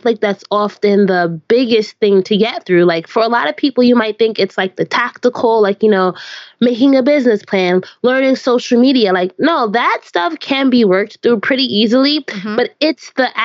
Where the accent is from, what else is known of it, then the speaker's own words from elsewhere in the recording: Orange, United States; my hometown of Orange